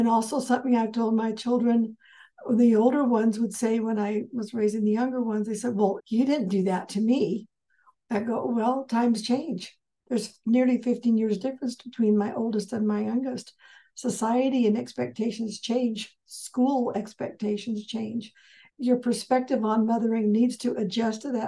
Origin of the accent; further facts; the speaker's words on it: Southern California, United States; I was raised in Southern California